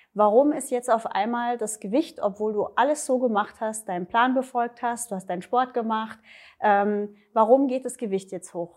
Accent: Erding, Bavaria, Germany; komme äh, aus der Nähe von München, Erding, Erdinger Therme

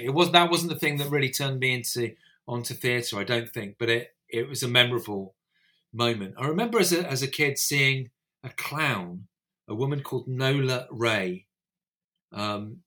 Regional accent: Northumberland, North East England, United Kingdom; also born or lived in United States; I grew up in Northumberland

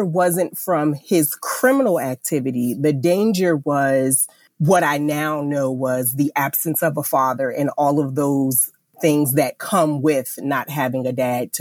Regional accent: Jersey City, New Jersey, United States; I grew up in Jersey City, New Jersey

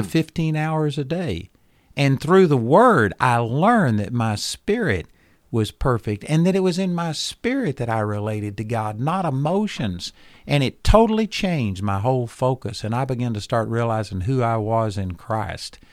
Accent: Texas, United States; I was a hick from Texas

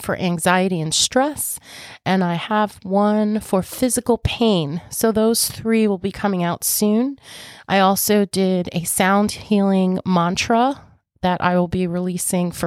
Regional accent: Long Island, New York, United States; I'm from New York, so Long Island, actually. So if you're local to me, you know, I do have a holistic spa.

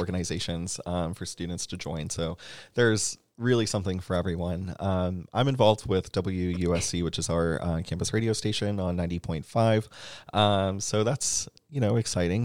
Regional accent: Atlanta, Georgia, United States; moved away as an adult; now in Columbia, United States; I'm originally from Atlanta.

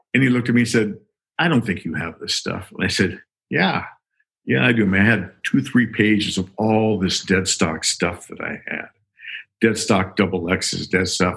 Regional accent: Sacramento, California, United States; I grew up in Sacramento

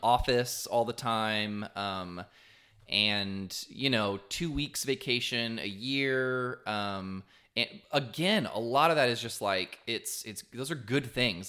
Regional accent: Texas coast, United States; I grew up on the Texas coast

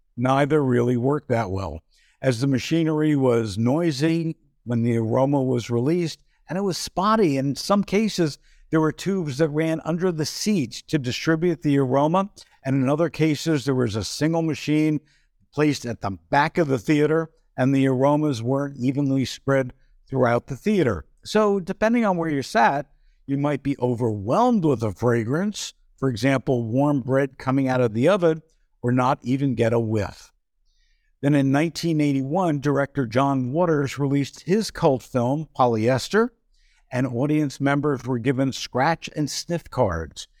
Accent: New Jersey, United States; when I was growing up in New Jersey

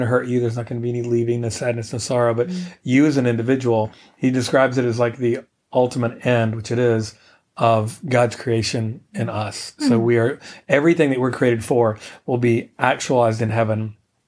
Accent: Atlanta, Georgia, United States; now in Athens, United States; I grew up in Atlanta, in Buckhead, and sort of in Atlanta, not a suburb.

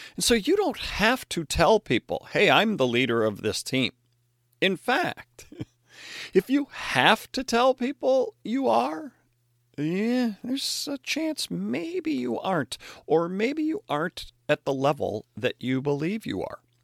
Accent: Chicago, Illinois, United States; as a Chicago Bears fan growing up in the Chicago area

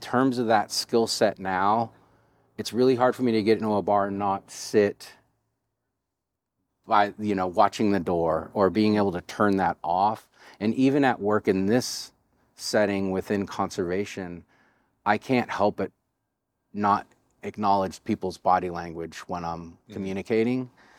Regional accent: Richmond, California, United States; I gained that skill just growing up in the Bay Area and having to have your head on a swivel in some of the neighborhoods I grew up in. Richmond, California was one of them in the late 80s and early 90s during the crack epidemic.

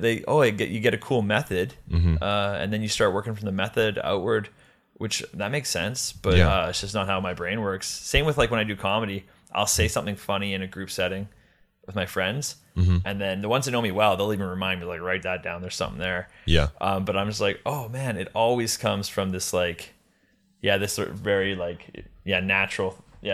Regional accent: Canada; Because I'm Canadian, I got to keep getting this O-1 every 3 years.

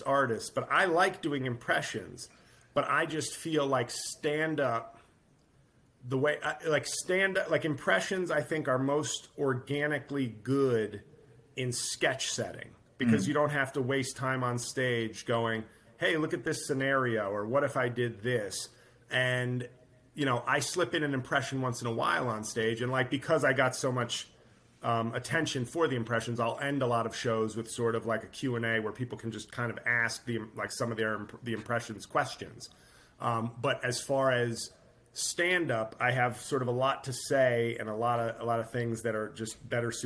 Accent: New York, United States; I grew up in New York

